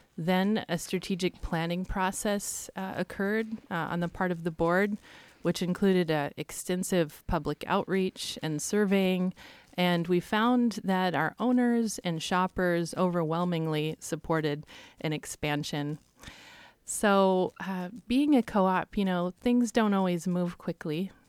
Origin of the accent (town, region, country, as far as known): Astoria, Oregon, United States; born or raised there; also born or lived in Olney, Oregon / Eugene, Oregon